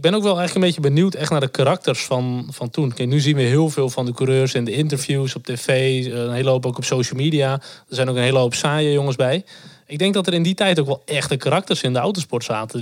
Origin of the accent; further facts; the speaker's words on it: North Holland, Netherlands; ik kom uit het eh, Noord-Hollandse